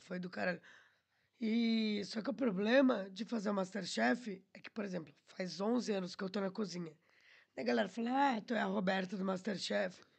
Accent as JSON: {"language": "Portuguese", "town": "Atibaia", "region": "São Paulo", "country": "Brazil", "also_born_or_lived": "Curitiba / Porto / Lisbon", "moved": "as an adult", "lives_now": "Portugal", "said": "Sou caipira, né, mano? Lá do interior da Atibaia."}